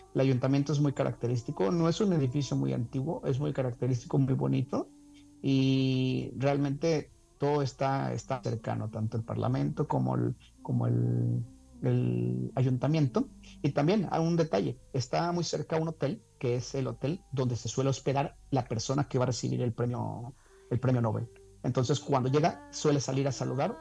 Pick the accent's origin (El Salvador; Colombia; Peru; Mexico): Mexico; Veracruz; moved away; also born or lived in Guanajuato / Spain; viniendo de haber vivido en España, yo en México, aunque me crié en Veracruz, eh, soy de Guanajuato